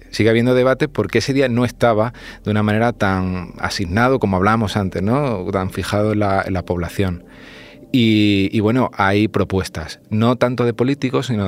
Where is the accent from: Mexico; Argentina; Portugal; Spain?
Spain; Extremadura; yo que soy extremeño, ¿no? San Sebastián, pues se celebra en varios pueblos de una manera diferente. Por ejemplo, en Piornal, el jarramplas